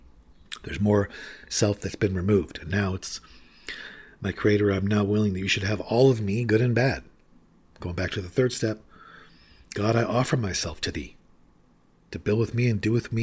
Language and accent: English; California, United States; I used to be a big surfer when I was a beautiful woman growing up in Southern California and had long, flowing blonde hair.